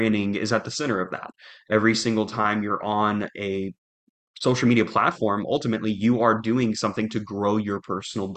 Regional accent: Jacksonville, Florida, United States; moved away as an adult; now in Little Rock, United States; I'm originally from Jacksonville, Florida, here in the United States

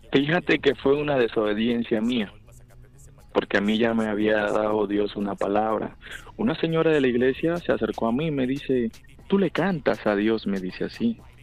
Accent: Buenaventura, Valle del Cauca, Colombia; accent: Colombian; moved away as an adult; now in United States; yo nací en la ciudad de Colom de Buenaventura, Valle del Cauca, Colombia. Em, ¿Qué te digo? Me mudé a Estados Unidos en el 2012 exactamente

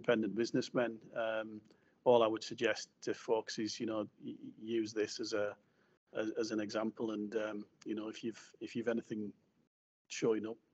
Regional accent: Cleator Moor, North West England, United Kingdom; I was born on James Street in Cleetamoor.

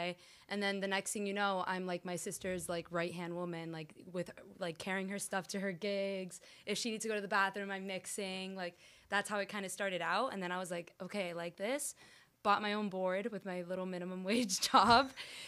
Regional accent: Miami, Florida, United States; Like, this is where I came from. Like, I'm from Miami.

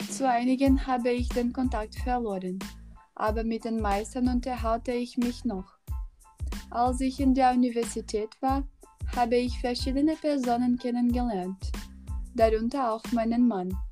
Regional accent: Argentina; German is a second language; moved away as an adult; now in Germany; Also, ich bin nach Deutschland gezogen, als ich 18 Jahre alt war. Heute bin ich 39. In Argentinien, meinem Heimatland, war die politische und wirtschaftliche Situation schon lange kompliziert.

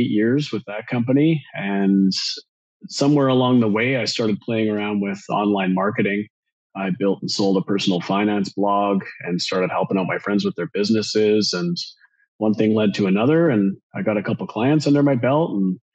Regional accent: Vancouver Island, British Columbia, Canada; Vancouver Island up in Canada

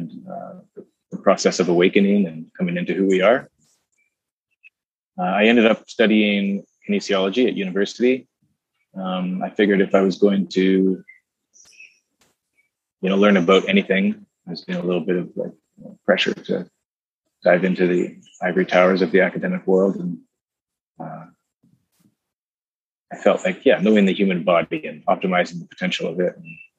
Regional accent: Vancouver, British Columbia, Canada; also born or lived in Kootenays, British Columbia; I was born in Vancouver, from British Columbia. My folks moved to the Kootenays, a small town in the southeastern interior, when I was 12, and the rest of my years there

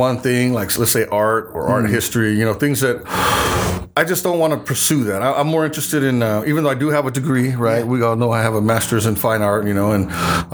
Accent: California, United States; I was born here in the United States.

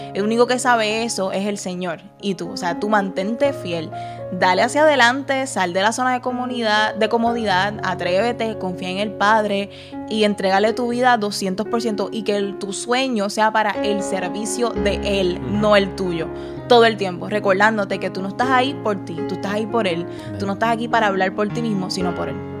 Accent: Puerto Rico; moved away as an adult; now in Texas, United States; yo soy puertorriqueño

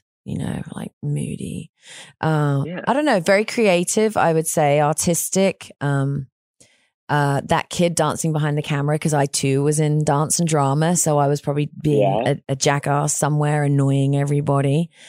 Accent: England, United Kingdom; now in Texas, United States; I'm from England

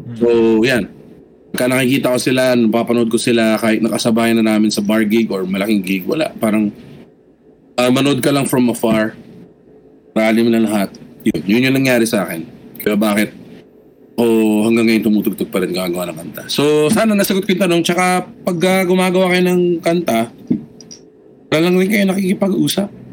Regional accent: Las Piñas, Metro Manila, Philippines; Taga Las Piñas ako, yung time na yun

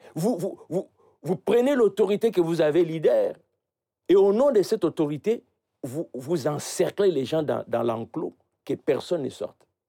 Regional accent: Idiofa, Kwilu, DR Congo; dans mon village. Je suis né à Idiofa

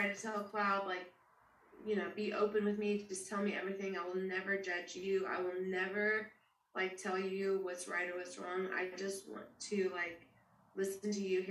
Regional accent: Wilson County, Deep South, United States; moved away; I grew up in Wilson County. I grew up in... the Deep South

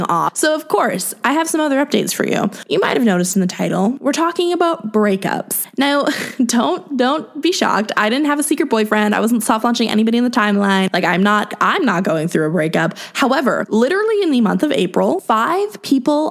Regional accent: Canada; I obviously grew up here. I live here. Like, you know, I'm a Canadian girl.

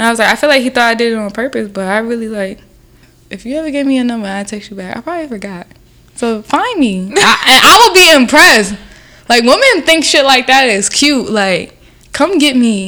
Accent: the South, United States; now in New York, United States; if I stayed in the South

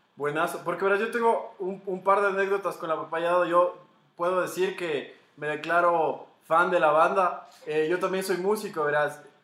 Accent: Ecuador; Como buen ecuatoriano migrante que soy

